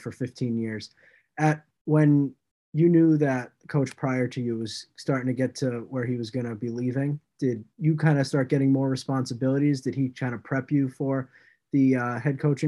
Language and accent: English; South Hadley, Massachusetts, United States; I'm from South Hadley.